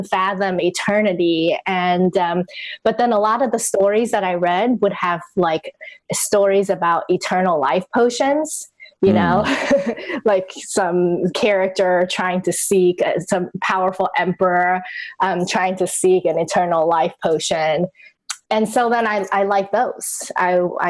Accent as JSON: {"language": "English", "country": "Taiwan", "tie": "born or raised there", "second_language": "English", "said": "I grew up in Taiwan and I didn't actually learn English until I was 10 years old."}